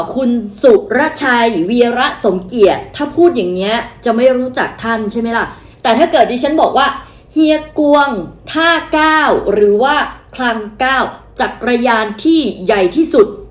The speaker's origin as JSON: {"language": "Thai", "town": "Mae Sot", "region": "Tak", "country": "Thailand", "said": "อำเภอแม่สอดบ้านเรา"}